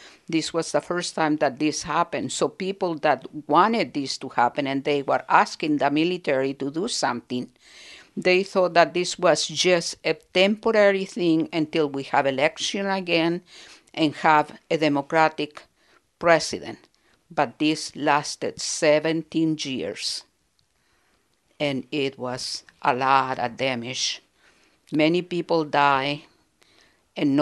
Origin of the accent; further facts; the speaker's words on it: Santiago, Santiago Metropolitan Region, Chile; moved away as an adult; now in United States; I was born in Santiago de Chile. I've been here for 46 years and a citizen of the United States for 43 years